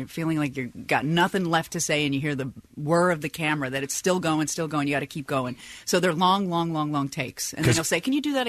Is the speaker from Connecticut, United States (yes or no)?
no; Chicago, Illinois, United States; moved away